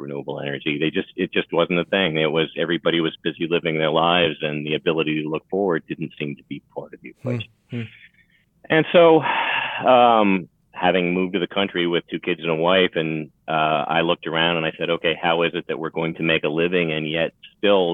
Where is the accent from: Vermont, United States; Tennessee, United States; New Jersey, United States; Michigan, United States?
Vermont, United States; now in Radford, United States; So I was born in Vermont back in the 1962 and grew up in a small town, 2,500 people on a lake in the country